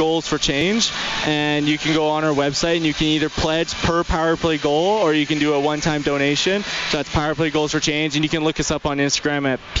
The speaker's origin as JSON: {"language": "English", "town": "Fort Saskatchewan", "region": "Alberta", "country": "Canada", "tie": "born or raised there", "said": "Fort Saskatchewan."}